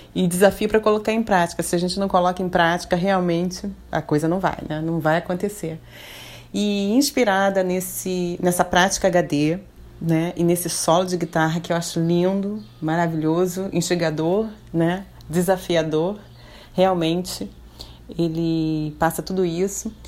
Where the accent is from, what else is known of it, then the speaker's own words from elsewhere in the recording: Rio de Janeiro, Brazil; now in Florianópolis, Brazil; Eu sou carioca, estou morando aqui em Florianópolis